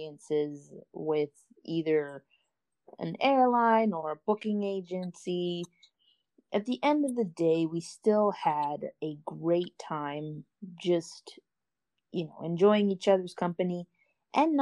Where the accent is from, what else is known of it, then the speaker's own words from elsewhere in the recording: New York City, New York, United States; I come from Brooklyn, New York